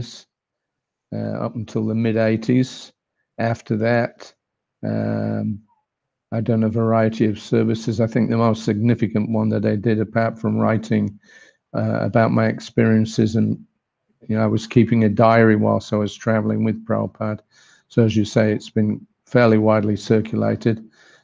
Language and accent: English; England, United Kingdom; moved away as an adult; also born or lived in Australia; I was born and brought up in England, 1950